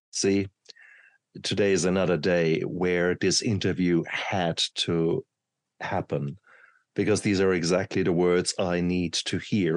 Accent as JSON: {"language": "English", "country": "Germany", "tie": "born or raised there", "said": "when I grew up in Germany, um, I come from poor working class family"}